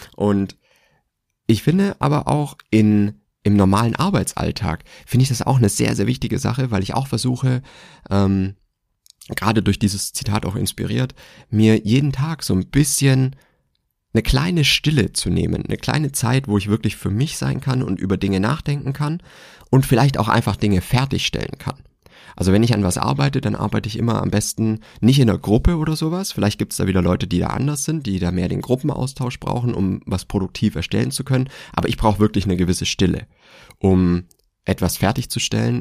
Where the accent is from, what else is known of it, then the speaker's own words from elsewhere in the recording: Swabia, Germany; ich bin gebürtiger Schwabe